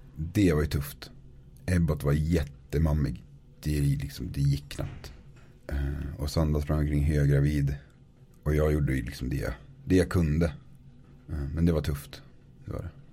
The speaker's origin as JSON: {"language": "Swedish", "town": "Norrsundet", "region": "Gävleborg County", "country": "Sweden", "tie": "born or raised there", "also_born_or_lived": "Norway", "moved": "as an adult", "lives_now": "Östersund, Sweden", "said": "Kommer utanför Gävle. En liten by som heter Norrsunde"}